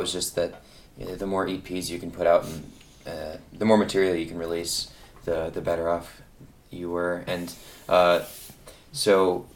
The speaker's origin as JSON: {"language": "English", "town": "Ypsilanti", "region": "Michigan", "country": "United States", "said": "We are from Ypsilanti/Ann Arbor, Michigan"}